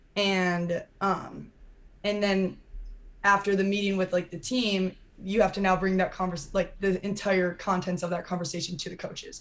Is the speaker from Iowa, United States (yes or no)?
yes; Iowa, United States; moved away as an adult; also born or lived in Los Angeles, California; growing up in Iowa